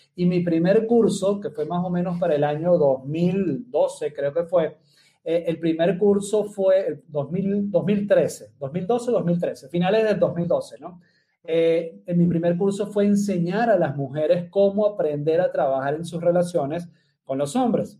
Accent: Venezuela; moved away as an adult; now in Medellín, Colombia; soy venezolano, vivo en la ciudad de Medellín hace casi más de seis años ya

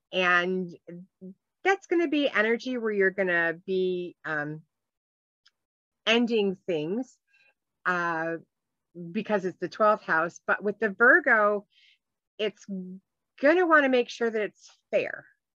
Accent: Ireland; You know, I am Irish, so. I do like the emerald.

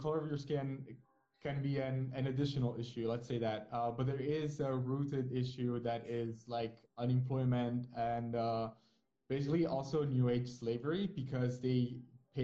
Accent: Naples, Campania, Italy; I'm from Naples

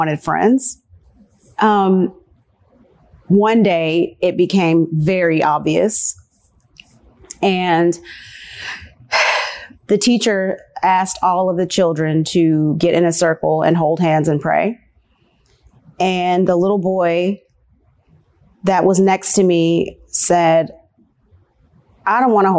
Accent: Nashville, Tennessee, United States; also born or lived in Virginia; moved here when I was 4 years old. My family moved to Nashville

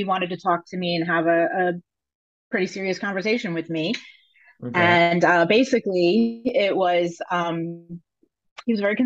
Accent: Connecticut, United States; moved away as an adult; also born or lived in North Carolina; I was living in, North Carolina at the time. And I'm from Connecticut.

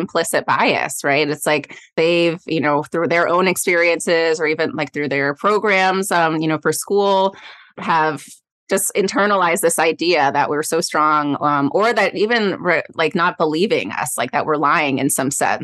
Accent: Goleta, California, United States; I'm from the Goleta area.

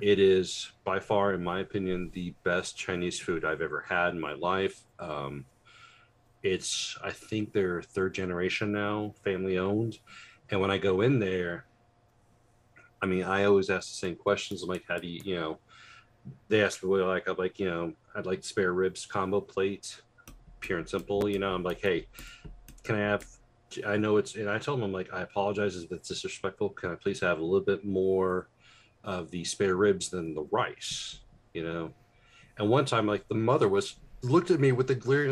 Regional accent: United States; also born or lived in Indianapolis, Indiana; I'm an American

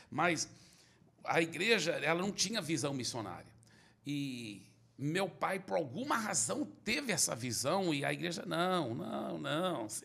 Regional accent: Belo Horizonte, Minas Gerais, Brazil; born there; Não, eu, eu, meus pais são americanos, eram missionários no Brasil, eu nasci em Belo Horizonte.

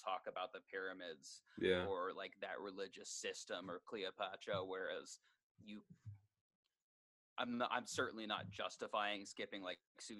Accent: Alaska, United States; I'm from Alaska.

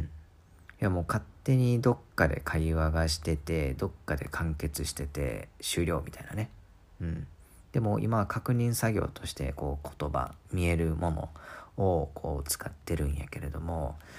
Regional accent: Kansai, Japan; 日本に生まれて関西で育ち

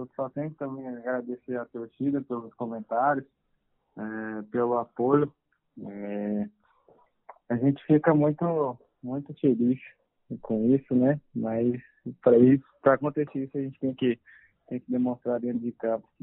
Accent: Anápolis, Goiás, Brazil; moved away; eu sou de Anápolis, Goiás

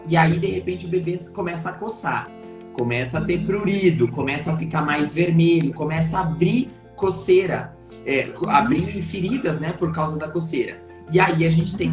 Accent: interior of Paraná, Brazil; moved away as an adult; also born or lived in Curitiba / São Paulo; now in Porto Alegre, Brazil; eu sou natural do interior do Paraná

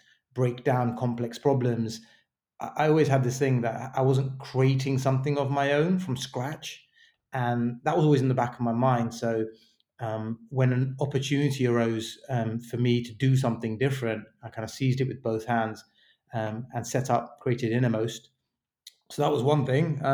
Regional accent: London, United Kingdom; also born or lived in New York; I was born and raised in London

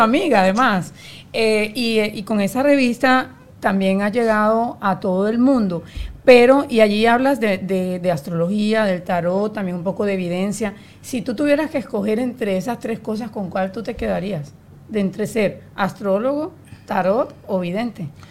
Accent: Colombia; yo soy colombiana

